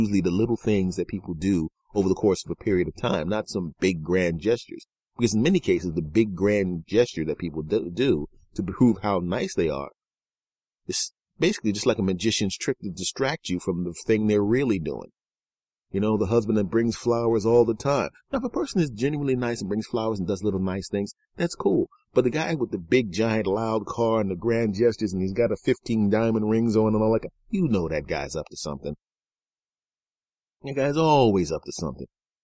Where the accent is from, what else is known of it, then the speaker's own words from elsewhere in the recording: Philadelphia, Pennsylvania, United States; I grew up in Philadelphia.